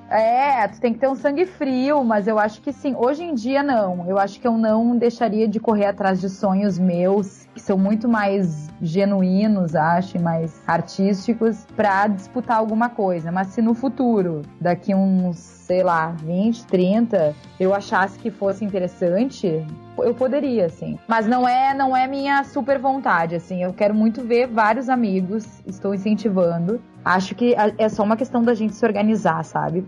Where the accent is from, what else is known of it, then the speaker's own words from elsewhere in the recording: Porto Alegre, Rio Grande do Sul, Brazil; moved away as an adult; now in São Paulo, Brazil; Sou de Porto Alegre, mas já faz cinco anos que eu moro aqui em São Paulo